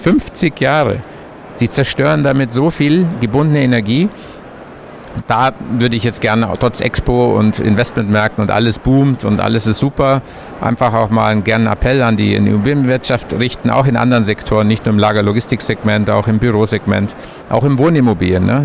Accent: Allgäu, Bavaria, Germany; ich bin im Allgäu geboren, da lagen früher in meiner Kindheit meterhohe Berge vor der Tür

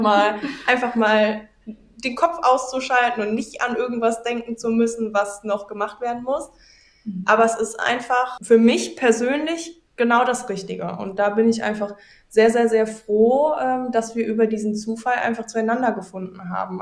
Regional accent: Wegberg, North Rhine-Westphalia, Germany; hier bei uns in Wegberg

